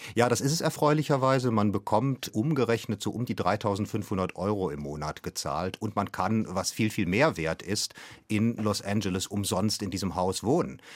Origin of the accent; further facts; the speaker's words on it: Germany; konkret als Deutscher